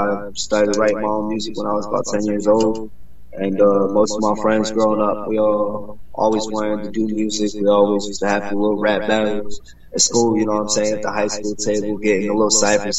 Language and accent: English; Florida, United States; born there; also born or lived in New York; now in Charlotte, United States; Florida-born artist. I've traveled most of my life. I live currently in Charlotte, North Carolina. I moved out here from New York.